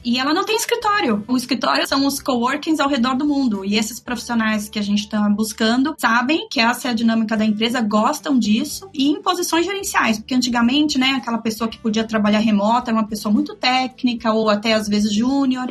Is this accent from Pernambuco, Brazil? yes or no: no; São Paulo, Brazil; now in Miami, United States; Eu sou paulista